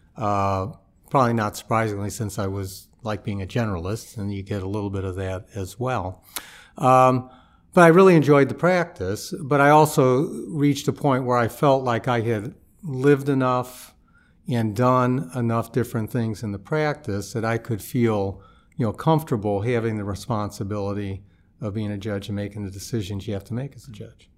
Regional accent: St. Louis, Missouri, United States; moved away as an adult; also born or lived in Chicago; I grew up in Saint Louis

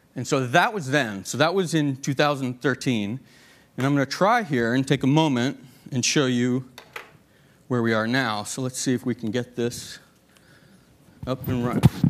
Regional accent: Boston, Massachusetts, United States; moved away; the Boston Globe, which we were pretty proud of. It's my hometown newspaper

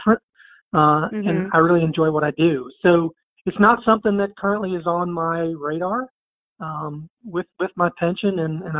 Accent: Tennessee, United States; I'm from Tennessee.

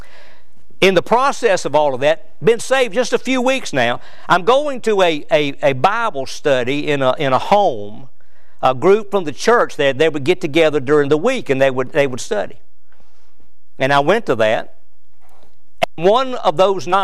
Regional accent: Danville, Virginia, United States; moved away as an adult; also born or lived in Providence, North Carolina; now in Kentucky, United States; my hometown, which was Danville, Virginia

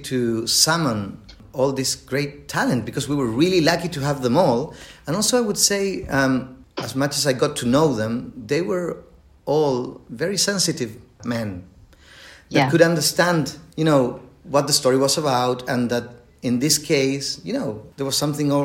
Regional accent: Chile; English is a second language; I am from Chile and English is not my native language, as you can hear.

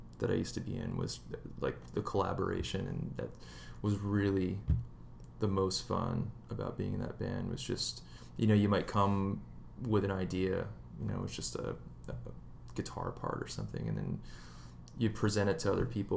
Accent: East Coast, United States; now in Southern California, United States; we're all from the East Coast

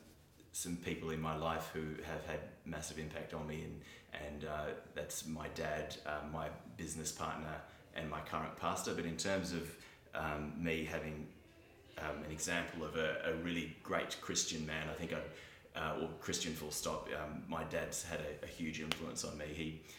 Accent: Fremantle, Western Australia, Australia; I grew up in Fremantle

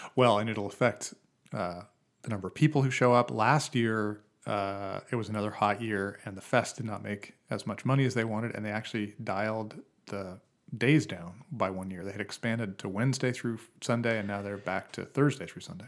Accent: Boise, Idaho, United States; now in Portland, United States; I grew up in Boise, Idaho

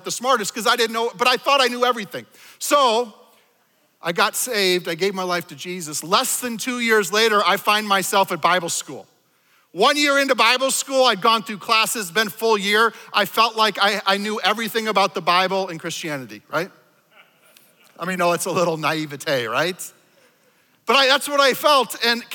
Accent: Minnesota, United States; I was raised in Minnesota here in a liturgical church

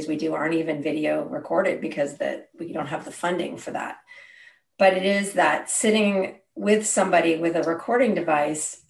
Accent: Berkeley, California, United States; I grew up in Berkeley

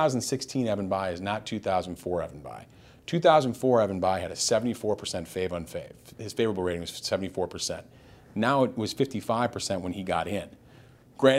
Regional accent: Minnesota, United States; I'm from Minnesota, so I know people in D.C. like scoff at us people in flyover country.

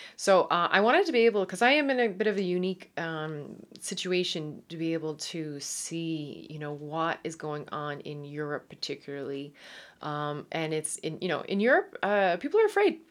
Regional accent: Newfoundland and Labrador, Canada; accent: Irish twang; Canadian; moved away as an adult; now in Netherlands; Uh, yes, I am from Newfoundland

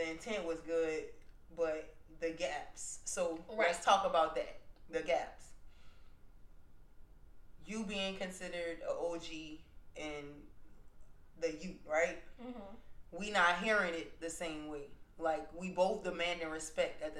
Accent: Aurora, Louisiana, United States; I'm from Aurora

